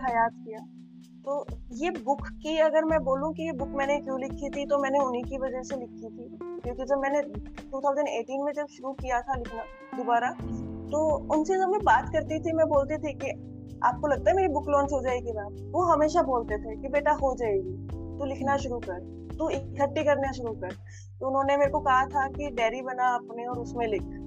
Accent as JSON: {"language": "Hindi", "region": "Chandigarh", "country": "India", "said": "मैं चंडीगढ़ से हूँ"}